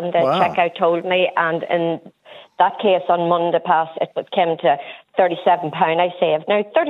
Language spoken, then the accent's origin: English; Cavan, Ireland; now in Northern Ireland, United Kingdom; In the north, because I am from Cavan, but I live in the north.